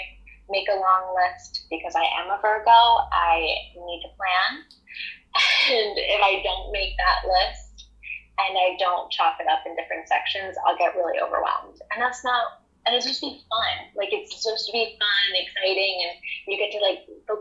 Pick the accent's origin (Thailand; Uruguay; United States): United States; New Jersey; also born or lived in New York; I'm from South Jersey in the United States. And I lived in a log cabin.